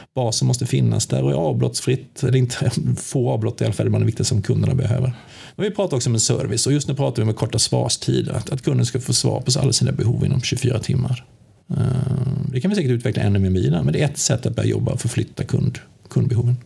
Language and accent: Swedish; Sweden; moved away as an adult; now in Västerås, Sweden; Jag kommer från Småland. Ja, det är ja. de, det är eh, från Högl jag är högländare